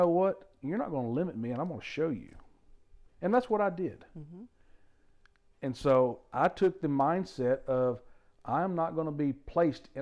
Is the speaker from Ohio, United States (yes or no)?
no; Louisiana, United States; I grew up in Louisiana